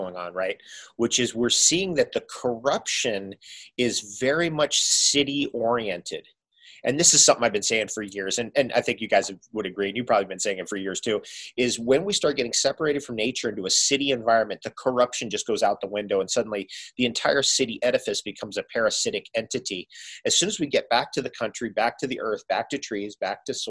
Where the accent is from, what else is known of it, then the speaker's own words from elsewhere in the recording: Toms River, New Jersey, United States; also born or lived in Seaside Heights, New Jersey / Philadelphia, Pennsylvania / New York City, New York; we lived on the Jersey Shore, an hour drive from the Jersey Shore where we were, Tom's River, where I was born in Seaside Heights